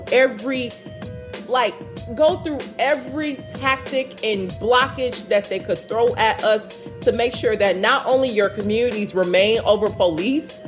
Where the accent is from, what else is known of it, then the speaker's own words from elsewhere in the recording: Chicago, Illinois, United States; moved away as an adult; now in Minneapolis, United States; the same stuff that's happening in my hometown